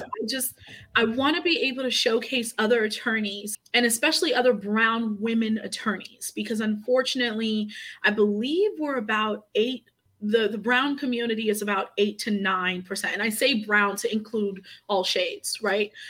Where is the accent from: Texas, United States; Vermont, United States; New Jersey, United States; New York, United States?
New York, United States; New York City; moved away as an adult; also born or lived in Port-au-Prince, Haiti; now in Maryland, United States; I came here uh, when I was two years old